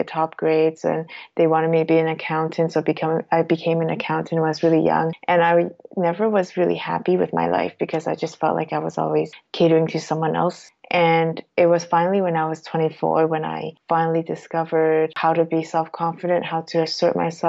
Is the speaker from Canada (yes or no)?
yes; Toronto, Ontario, Canada; moved away as an adult; now in Switzerland; my family is Cantonese, but I was born and raised in Toronto